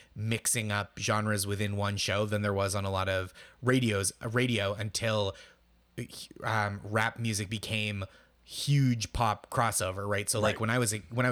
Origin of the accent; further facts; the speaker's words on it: outside Boston, Massachusetts, United States; I grew up outside Boston